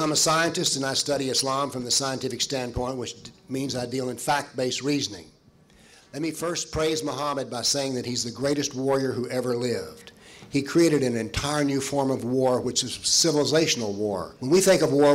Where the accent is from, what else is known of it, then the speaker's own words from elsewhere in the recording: Nashville, Tennessee, United States; I come from Nashville, Tennessee